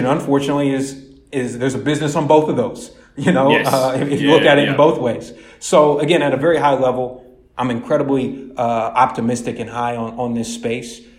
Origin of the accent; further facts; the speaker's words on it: Columbus, Ohio, United States; I'm originally born and raised in Columbus, Ohio. So I'm a Midwest guy